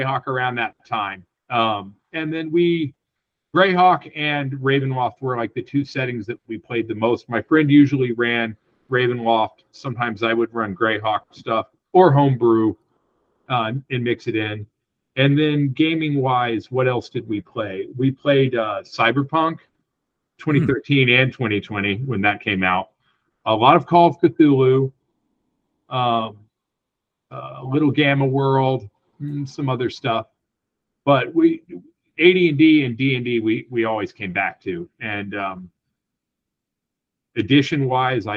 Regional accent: Portland, Oregon, United States; also born or lived in Middle Tennessee; we moved from Portland, Oregon, where I was born and grew up, to Middle Tennessee

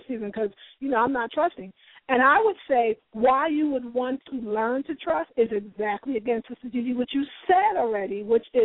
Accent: New York, United States; I'm from New York

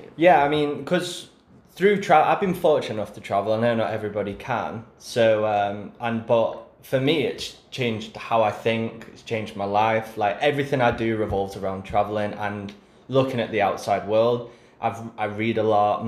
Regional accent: England, United Kingdom; being English

